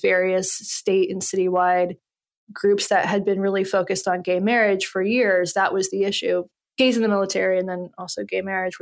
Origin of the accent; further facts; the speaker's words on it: Western North Carolina, United States; moved away; I'm from Western North Carolina. I came from a place where I didn't know any gay people. There was like two gay boys, two out boys in my high school